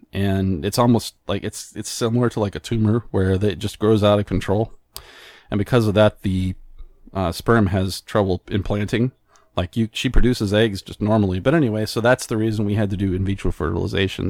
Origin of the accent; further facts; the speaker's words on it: New Mexico, United States; moved away; also born or lived in Albuquerque, New Mexico; I'm originally from New Mexico